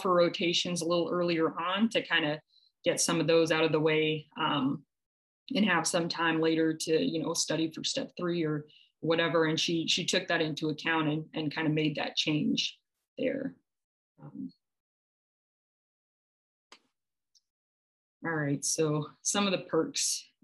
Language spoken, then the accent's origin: English; Midwest, United States; moved away as an adult; now in New York, United States; being from the Midwest myself